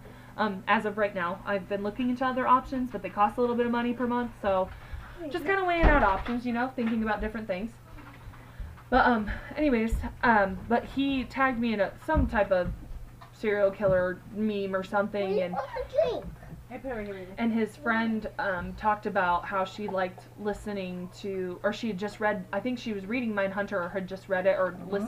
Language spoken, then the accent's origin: English; Kansas, United States; we're from Kansas